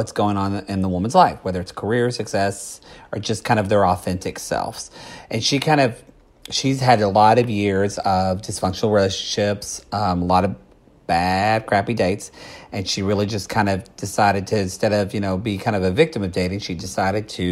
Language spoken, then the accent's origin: English; Oklahoma, United States; moved away; also born or lived in Texas; I'm really from Oklahoma